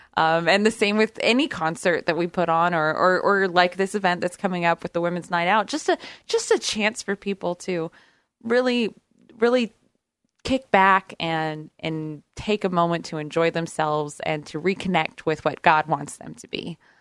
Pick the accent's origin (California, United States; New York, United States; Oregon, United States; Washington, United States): Oregon, United States; Brookings; I grew up on the southern coast of Oregon, right in the corner, uh, Brookings, Oregon, all my life